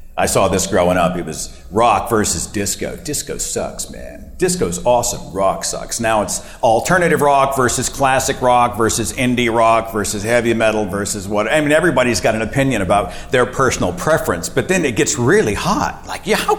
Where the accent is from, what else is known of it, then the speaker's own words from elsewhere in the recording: Oklahoma, United States; my home state of Oklahoma